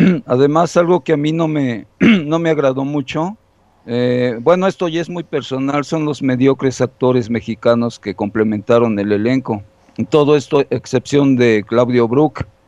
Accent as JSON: {"language": "Spanish", "country": "Colombia", "said": "aquí en mi país, ustedes saben, en Colombia"}